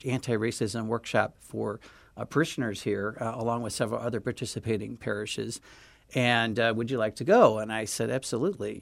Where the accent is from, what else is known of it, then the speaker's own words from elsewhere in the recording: St. Louis, Missouri, United States; now in Chicago, United States; I grew up in Saint Louis